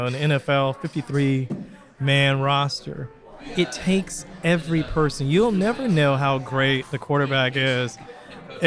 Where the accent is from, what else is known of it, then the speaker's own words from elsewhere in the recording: Florida, United States; also born or lived in New Orleans, Louisiana; now in Michigan, United States; I grew up in Florida, so yeah. It was not four seasons, and I moved up from Louisiana